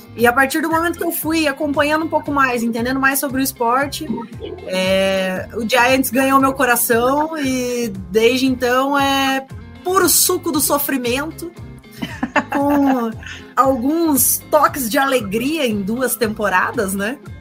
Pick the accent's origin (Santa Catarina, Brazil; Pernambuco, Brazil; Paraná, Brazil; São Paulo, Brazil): Paraná, Brazil; Curitiba; sou de Curitiba, estou no Paraná também